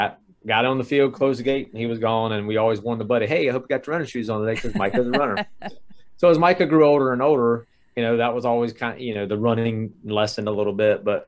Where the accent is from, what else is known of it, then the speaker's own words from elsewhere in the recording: Triangle area of North Carolina, United States; I'm born and raised in the Triangle area of North Carolina.